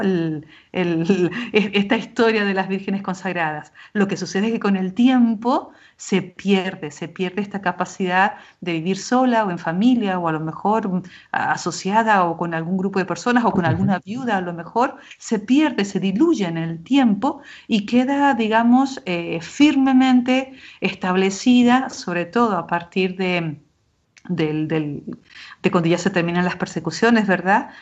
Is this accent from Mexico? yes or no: no; Argentina; also born or lived in Jerusalem; now in Spain; tanto en Argentina, de donde yo soy natural, como en España, donde vivo o, o ahora, ¿verdad? Aquí en Jerusalén, estudiando este tiempo